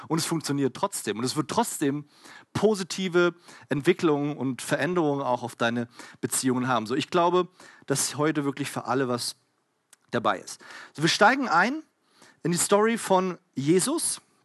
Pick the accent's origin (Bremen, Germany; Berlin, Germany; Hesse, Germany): Berlin, Germany; ich komme halt aus Berlin